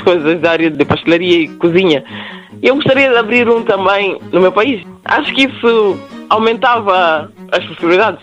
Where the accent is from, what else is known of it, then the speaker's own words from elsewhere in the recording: Guinea-Bissau; now in Portugal; Nós, os guinenses